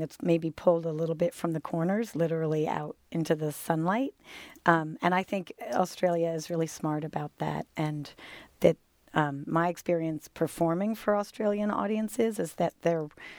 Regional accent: New York, United States; coming from New York and from America, where we do not have arts funding from the government

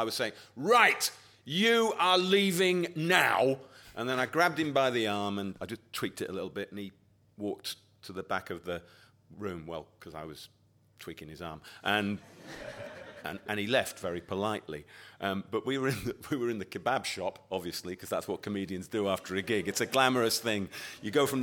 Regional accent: Yorkshire and the Humber, United Kingdom; I come from Yorkshire.

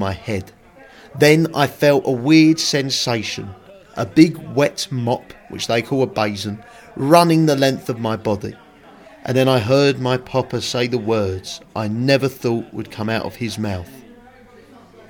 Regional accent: Woodford, London, United Kingdom; When I was a young boy growing up in Woodford, Essex

